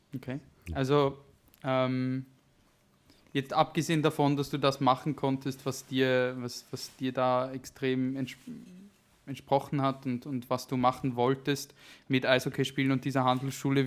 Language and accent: German; Bern, Switzerland; obwohl das wir die Hauptstadt sind.